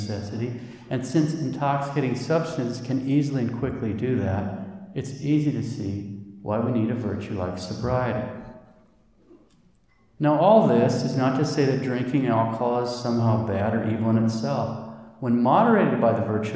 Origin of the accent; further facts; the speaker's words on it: Montana, United States; I'm from Montana